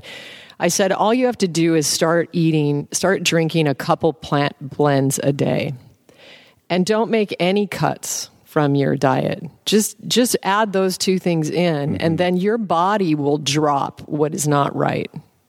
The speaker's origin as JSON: {"language": "English", "region": "Alaska", "country": "United States", "tie": "born or raised there", "said": "now, I was raised in Alaska. My dad is a game hunter. He's a hunter, a bush pilot hunter. I grew up on caribou tacos and moose meat and salmon."}